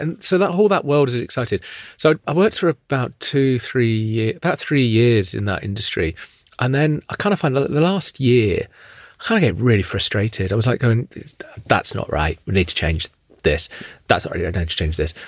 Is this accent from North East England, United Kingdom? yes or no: no; Luton, East of England, United Kingdom; I grew up in Luton